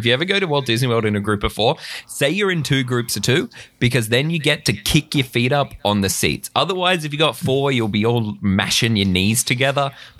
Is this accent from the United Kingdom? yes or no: no; Australia; as an Australian, you don't really have a connection to the show.